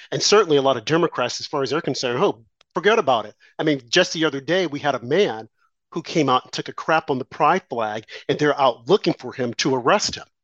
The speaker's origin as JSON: {"language": "English", "region": "New York", "country": "United States", "said": "I'm a New Yorker"}